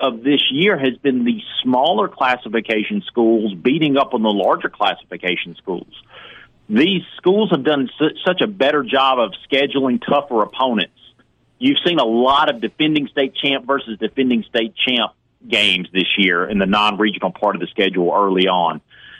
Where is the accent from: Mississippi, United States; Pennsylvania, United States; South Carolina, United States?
Mississippi, United States; Houston; Houston, who's a 4A school, my hometown.